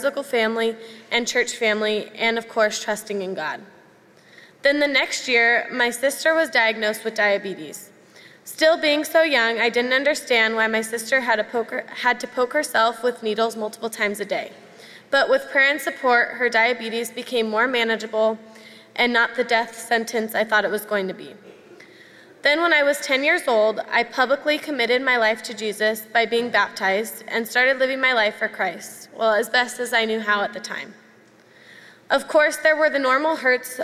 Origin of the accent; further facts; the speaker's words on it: Camarillo, California, United States; now in Mission Viejo, United States; As a child, I grew up here in Saddleback Valley. Then right before I started kindergarten, my family and I left Mission Viejo and headed up north to a town called Camarillo